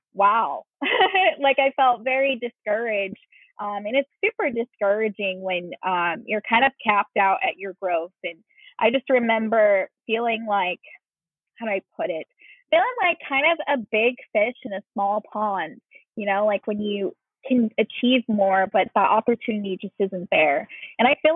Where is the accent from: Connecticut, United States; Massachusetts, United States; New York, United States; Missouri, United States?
Massachusetts, United States; Leominster; moved away as an adult; also born or lived in Seattle, Washington; I actually grew up in Central Massachusetts, which is Leominster.